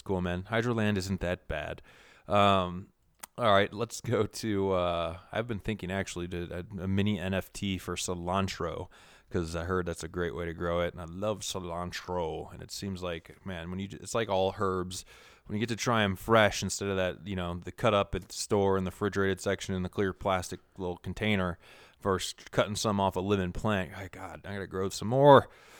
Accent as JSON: {"language": "English", "region": "Minnesota", "country": "United States", "tie": "born there", "said": "I was born in Minnesota, so I can try and mimic some of that shit up there in the north."}